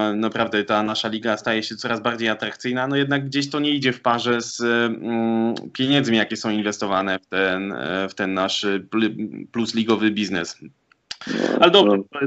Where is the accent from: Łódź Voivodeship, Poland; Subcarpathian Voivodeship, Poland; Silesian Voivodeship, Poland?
Silesian Voivodeship, Poland; Sosnowiec; also born or lived in Katowice; Sosnowca, z e, którego pochodzę